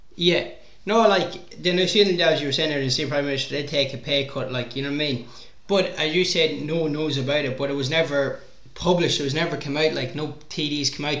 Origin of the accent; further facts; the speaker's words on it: Ireland; When I was a young when I was a young fella growing up in Ireland